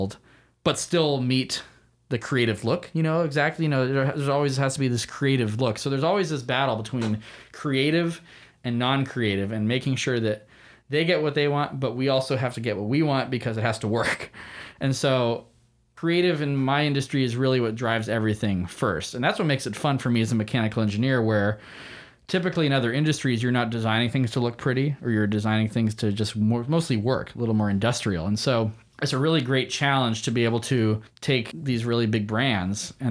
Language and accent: English; California, United States; I grew up in California